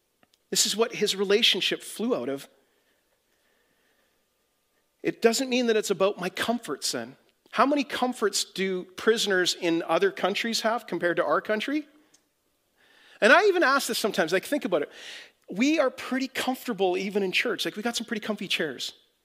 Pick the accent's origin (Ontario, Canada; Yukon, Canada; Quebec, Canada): Yukon, Canada; Whitehorse; moved away; I came from Whitehorse, Yukon, totally different culture, didn't even know what a Mennonite was. I came down to Winnipeg to become the youth pastor at Gateway Winnipeg, or Gateway Church, and I thought I'd gone to Africa.